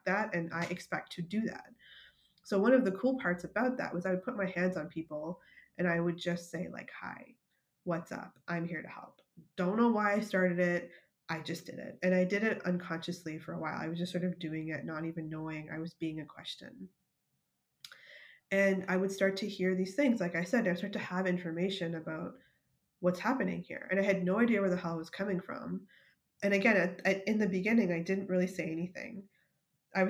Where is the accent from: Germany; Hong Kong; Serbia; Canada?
Canada; moved away as an adult; now in United States; I'm Canadian